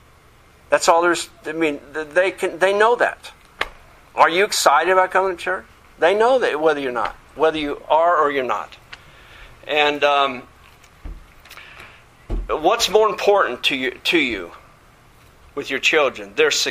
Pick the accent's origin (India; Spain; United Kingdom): United Kingdom; England; I grew up in England, and the teachers, I went to an Air Force school.